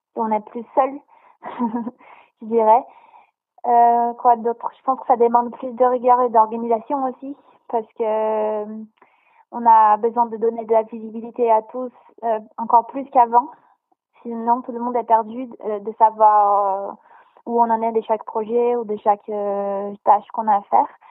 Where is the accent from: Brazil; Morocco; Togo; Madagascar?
Brazil; now in France; je viens du Brésil